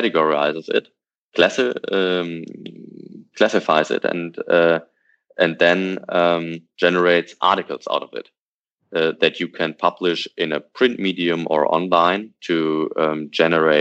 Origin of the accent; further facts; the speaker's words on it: Hanover, Lower Saxony, Germany; from my hometown, from Hanover